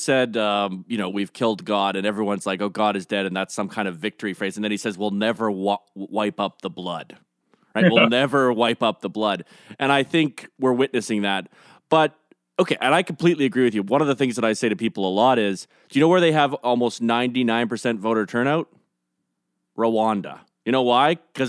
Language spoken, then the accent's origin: English; Canada; But honestly, I think that's one of the best things about being Canadian.